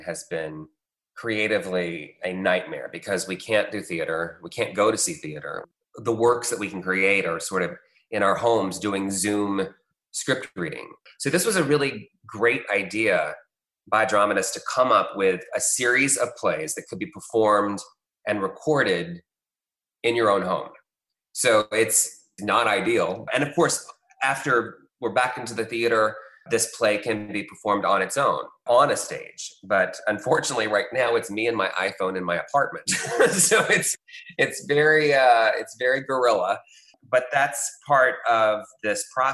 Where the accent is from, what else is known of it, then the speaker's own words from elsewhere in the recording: Atlanta, Georgia, United States; also born or lived in Los Angeles; I grew up here in Atlanta, but I was working in LA when the movie came out.